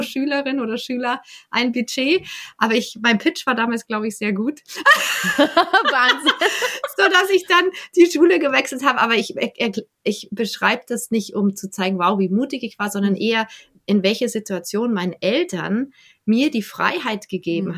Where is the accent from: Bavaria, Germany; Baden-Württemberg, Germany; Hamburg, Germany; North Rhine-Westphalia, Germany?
Bavaria, Germany; now in Berlin, Germany; ich bin ja aus Bayern geflohen